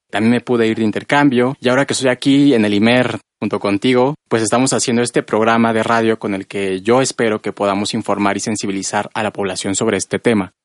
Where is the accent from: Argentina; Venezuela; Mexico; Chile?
Mexico; State of Mexico; moved away as an adult; now in Mexico City, Mexico; Nací aquí en la Ciudad de México y vivo aquí también desde hace ya unos años, desde que entré a la universidad, pero crecí en un pueblito al norte del Estado de México